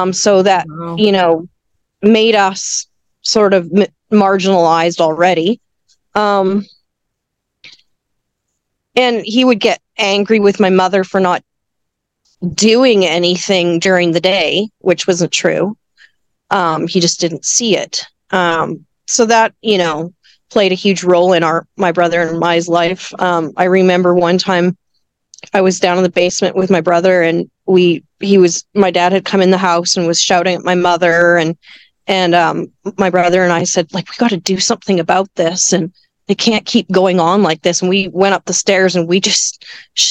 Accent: Vancouver, British Columbia, Canada; also born or lived in Victoria; I was born in Vancouver

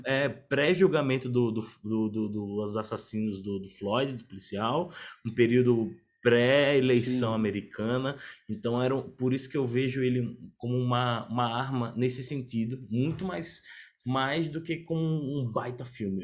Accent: Northeast Region, Brazil; lá no Nordeste, na minha terra

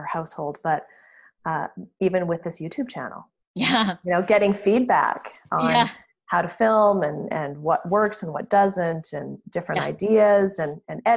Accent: Canada; as a Canadian

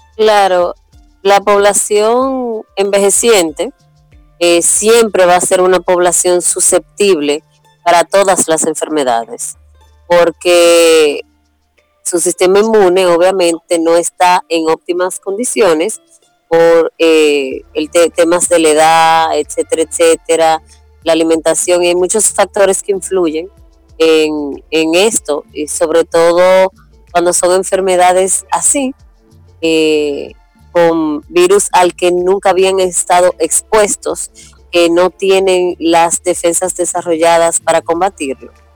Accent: Santo Domingo, Dominican Republic; Soy de Santo Domingo, que es la ciudad capital de la República Dominicana.

